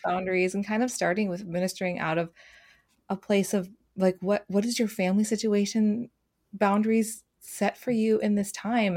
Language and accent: English; Twin Cities, Minnesota, United States; I grew up in the Twin Cities area.